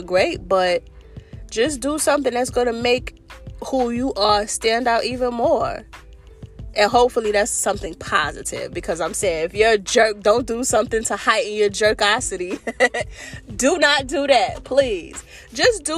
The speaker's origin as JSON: {"language": "English", "town": "New York City", "region": "New York", "country": "United States", "said": "I'm from New York City, and we're not very friendly people"}